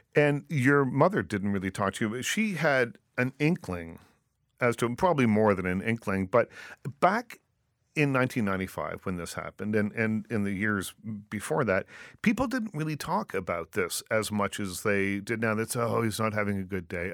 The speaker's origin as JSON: {"language": "English", "town": "Liverpool", "region": "Nova Scotia", "country": "Canada", "tie": "born or raised there", "said": "growing up in Nova Scotia"}